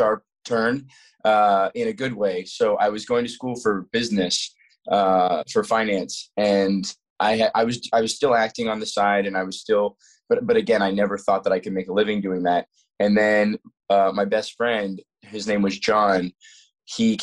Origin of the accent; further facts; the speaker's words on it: Colorado, United States; also born or lived in Florida; we moved from Florida to Colorado when I was eight